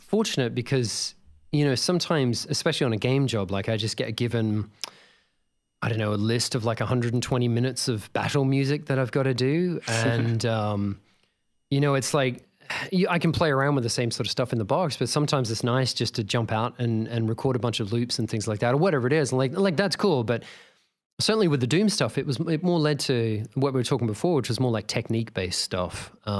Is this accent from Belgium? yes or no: no; Australia; So we were both talking about growing up in Australia